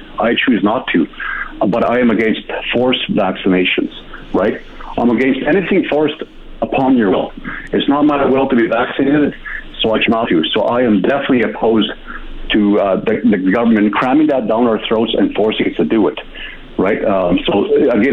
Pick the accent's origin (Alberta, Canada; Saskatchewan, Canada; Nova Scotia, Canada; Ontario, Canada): Alberta, Canada; Kikino Metis Settlement; I was born and raised on the Kikinomaiti settlement.